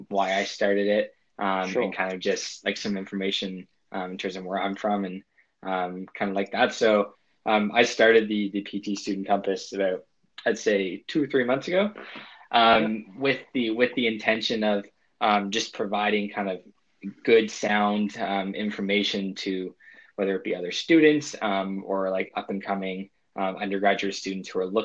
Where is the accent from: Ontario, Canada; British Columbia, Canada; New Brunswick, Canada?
New Brunswick, Canada; moved away as an adult; now in Gold Coast, Australia; I'm originally from Canada, specifically the East Coast, New Brunswick